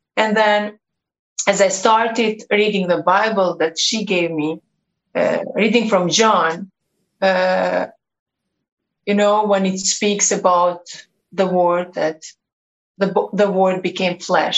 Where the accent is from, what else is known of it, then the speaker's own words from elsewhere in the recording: Kosovo; I come from Kosovo. I was born and raised in this country